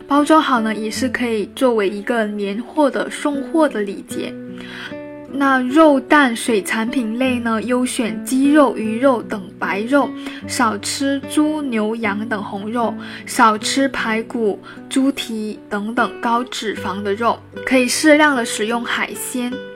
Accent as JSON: {"language": "Chinese", "region": "Guangdong", "country": "China", "tie": "born or raised there", "said": "从小在广东长大的我呢"}